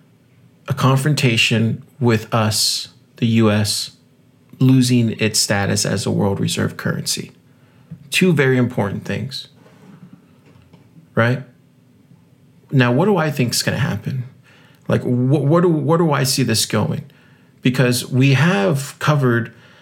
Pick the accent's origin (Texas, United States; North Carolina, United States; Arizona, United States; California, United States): Texas, United States; South; I grew up in South Texas